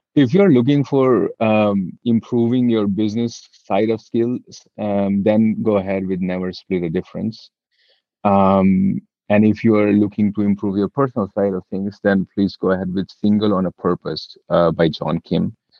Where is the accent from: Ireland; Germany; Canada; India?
India; Delhi; I've born and brought up in Delhi, and there is a lot of Delhi ness in me